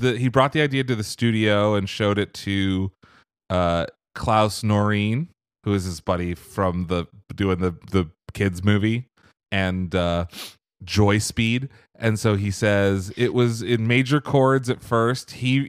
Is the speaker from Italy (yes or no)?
no; Norway; English is a second language; Our first goal, our main goal actually, was to make it in Denmark and in my home country of Norway.